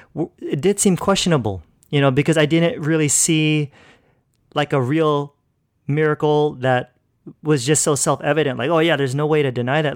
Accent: California, United States; moved away as an adult; now in Philippines; I grew up in California pretty much my whole life. So, yeah, that's where I was born and raised

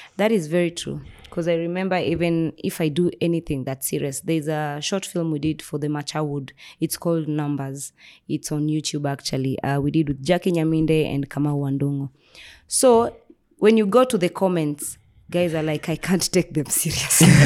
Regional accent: Nairobi, Kenya; I was raised in Nairobi

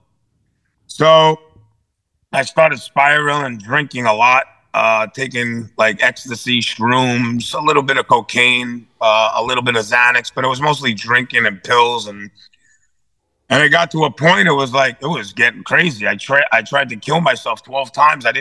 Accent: New York City, New York, United States; I was raised up in Brooklyn and Staten Island by my parents

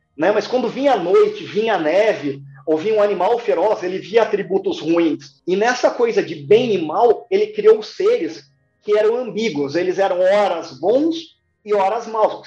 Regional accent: interior of Paraná, Brazil; also born or lived in Curitiba; toda vez que eu vinha do interior do Paraná para Curitiba

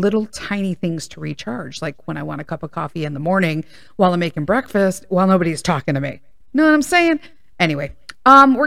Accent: Chicago, Illinois, United States; I grew up in Chicago and went to Chicago Public Schools.

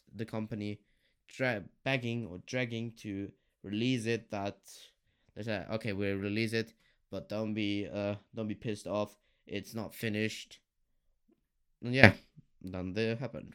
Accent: Germany; I'm from Germany

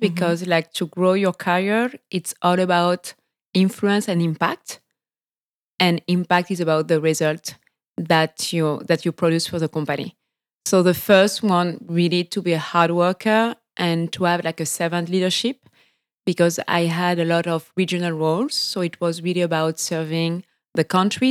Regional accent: French Guiana; accent: French; English is a second language; moved away as an adult; also born or lived in France / Sweden / Mexico / Caracas; I was born and raised in French Guiana

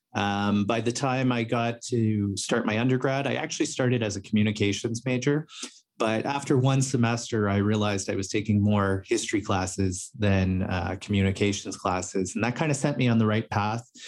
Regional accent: Toronto, Ontario, Canada; I grew up in, uh, Toronto, Ontario, Canada.

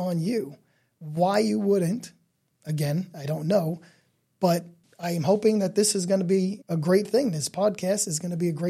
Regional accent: New York City, New York, United States; So again, we're from Staten Island

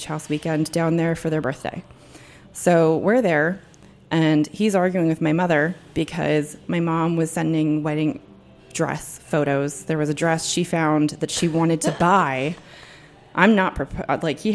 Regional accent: New Jersey, United States; moved away as an adult; now in Washington, D.C., United States; I grew up in New Jersey, about 40 minutes outside of New York City, and I spent, like, most of my young adult life down the shore.

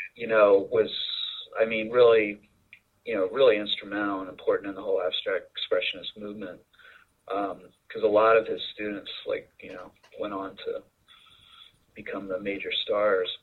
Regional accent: Lancaster, Pennsylvania, United States; now in New York City, United States; I grew up in Lancaster, Pennsylvania, so not too far from Philly

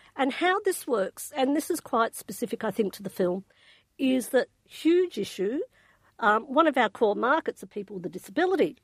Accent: Australia; I'm Australian

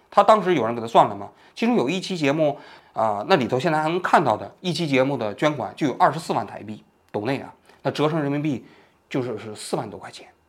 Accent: China; 作为我们大陆人

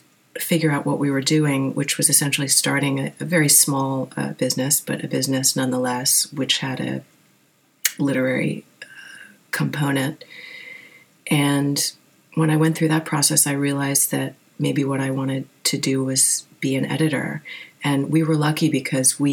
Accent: Wilmington, Delaware, United States; moved away as an adult; also born or lived in New York City; now in New York, United States; grew up in Wilmington, Delaware, kind of in the middle of nowhere

